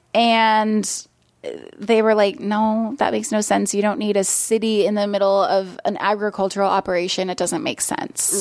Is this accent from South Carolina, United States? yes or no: no; Portland, Oregon, United States; moved away as an adult; now in Los Angeles, United States; originally I'm from Portland, Oregon